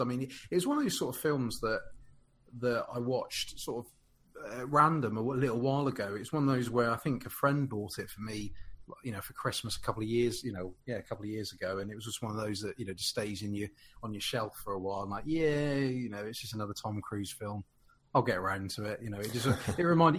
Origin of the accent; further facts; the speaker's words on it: United Kingdom; as a Brit